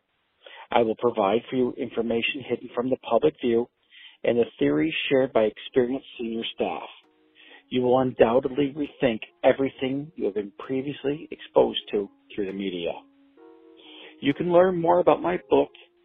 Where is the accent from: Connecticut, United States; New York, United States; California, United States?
New York, United States; Plattsburgh; Having been born and raised in Plattsburgh, New York, I grew up on the family dairy farm